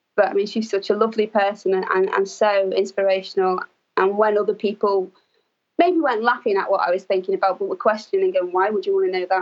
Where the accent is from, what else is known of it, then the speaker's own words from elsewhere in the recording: Liverpool, North West England, United Kingdom; I grew up in Liverpool, which is a large city in England